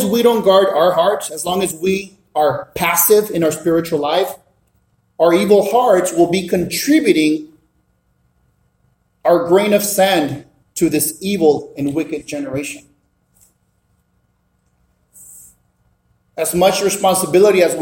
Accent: Mexico; moved away; also born or lived in South Central Los Angeles; Born and raised in Mexico.

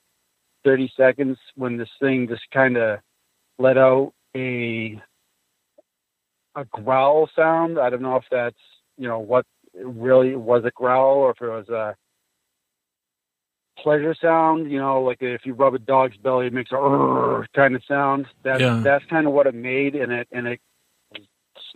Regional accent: White Mountains, New Hampshire, United States; I grew up in White Mountains. Woods is my backyard

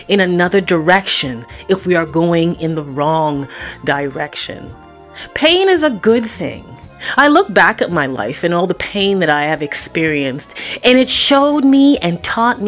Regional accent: Toronto, Ontario, Canada; moved away; also born or lived in Vancouver; when I was growing up in Toronto, Scarborough, Eppleworth, Kennedy and Eglinton

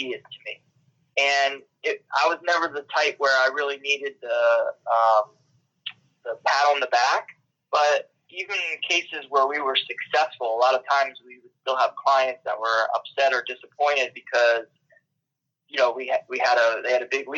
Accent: Trenton, New Jersey, United States; I grew up in the Trenton, New Jersey area

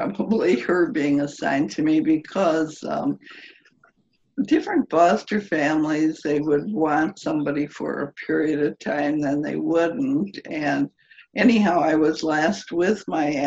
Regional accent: Milwaukee, Wisconsin, United States; In Milwaukee

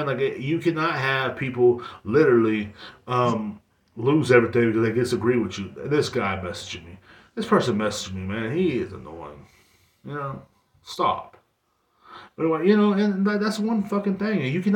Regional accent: United States; as an American

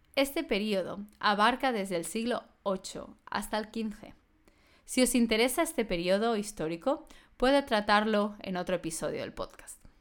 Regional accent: Barcelona, Catalonia, Spain; en Barcelona, que es de donde vengo yo

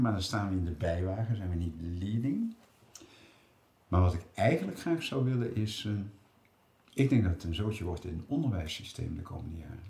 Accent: Rotterdam, South Holland, Netherlands; Ik kom uit Rotterdam

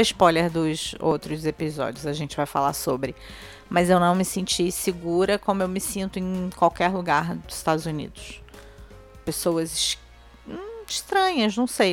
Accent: Rio de Janeiro, Brazil; eu tenho pertencimento, claro, da cidade que eu nasci. Eu amo o Rio de Janeiro

